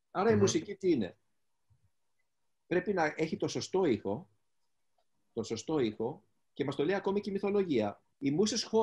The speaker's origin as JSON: {"language": "Greek", "country": "Greece", "said": "εγώ που δεν είμαι μουσικός μουσικός, είμαι ένας Έλληνας ο οποίος ε, εκφράζει αυτό που"}